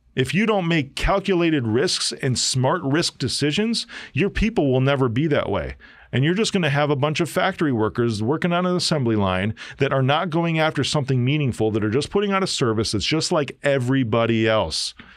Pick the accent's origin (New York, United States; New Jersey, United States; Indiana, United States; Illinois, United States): Illinois, United States; Chicago; I'm from Chi-Town. I'm a South Sider